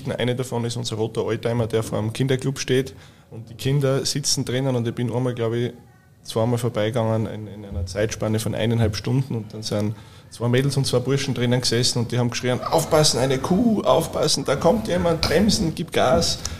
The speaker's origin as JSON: {"language": "German", "town": "Burgau", "region": "Styria", "country": "Austria", "tie": "born or raised there", "said": "Und auf der anderen Seite fahre ich auch wieder gerne in meine Heimat äh, nach Hause auf 320 Höhenmeter."}